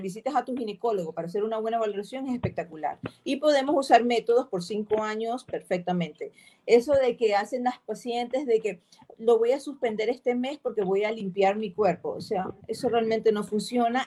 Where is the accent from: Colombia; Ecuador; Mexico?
Ecuador; Nosotros tenemos una particularidad como sociedad, como ecuatorianas que somos